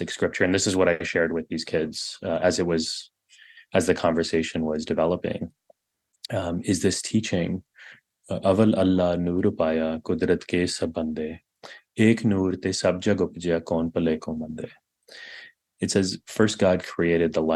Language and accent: English; Texas, United States; I grew up in Texas